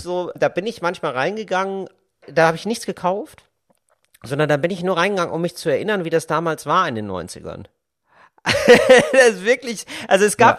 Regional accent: Geldern, North Rhine-Westphalia, Germany; now in Berlin, Germany; die ich früher hatte in meinem Dorf in Geldern, in meiner Kleinstadt

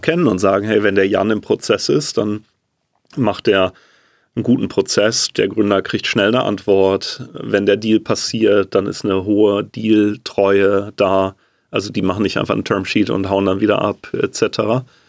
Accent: Germany; als Deutscher

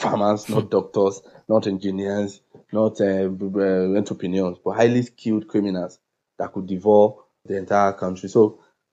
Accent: Akure, Ondo, Nigeria; also born or lived in Lagos; I returned to my hometown, Akure, and Akure is a very low income community in southwest of Nigeria, and that's where I am now.

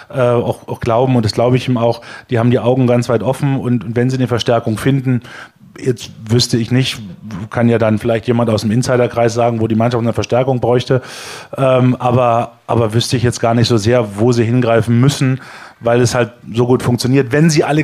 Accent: Niesky, Saxony, Germany; Wir haben ja da dieses unfassbare Pokalspiel aus Niski übertragen, aus meiner Heimat

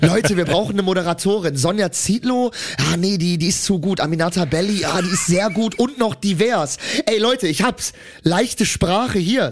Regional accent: Germany; Ich bin Deutscher

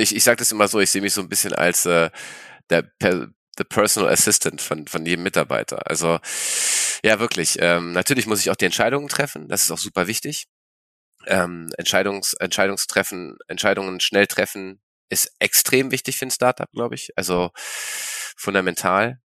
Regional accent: Berlin, Germany; also born or lived in China / Sweden; Ich bin in Berlin geboren, genau, Berlin geboren, ähm, in Kreuzberg groß geworden

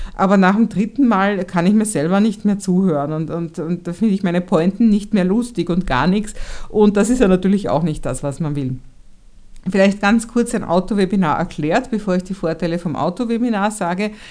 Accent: Vienna, Austria; ich als Wienerin

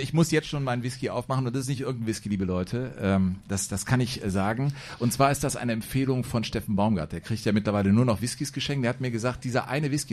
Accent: Cologne, North Rhine-Westphalia, Germany; ich bin gebürtiger Kölner

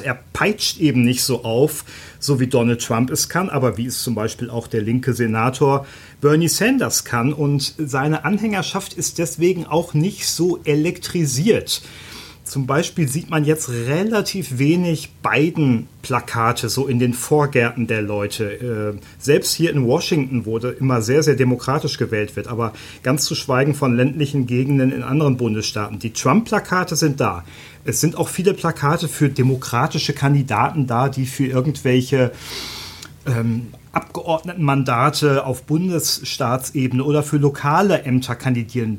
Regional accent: Germany; als Deutscher

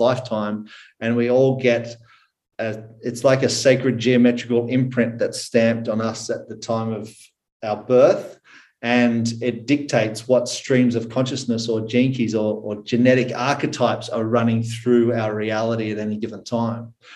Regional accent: Australia; accent: Aussie; I am currently in Australia. I was born in Australia

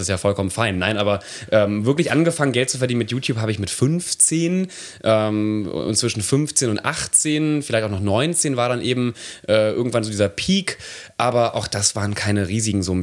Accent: Nettetal, North Rhine-Westphalia, Germany; moved away

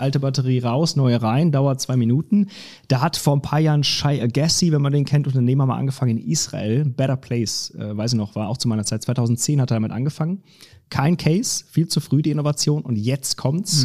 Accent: Lower Saxony, Germany; moved away as an adult; also born or lived in Cologne / Munich / Stuttgart; now in Frankfurt, Germany; Ich komme eigentlich aus Niedersachsen, ah. also ganz hoch, genau, wo man, wo man quasi das, das reinste Deutsch spricht.

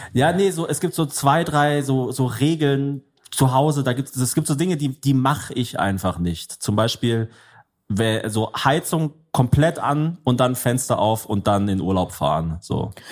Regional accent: Germany; ich bin Deutscher

